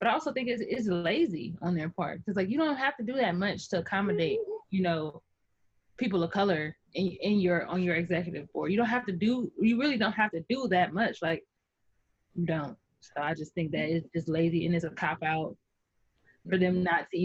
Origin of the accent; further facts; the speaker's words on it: Midwest, United States; I'm from the Midwest, and we live on cornhole around here.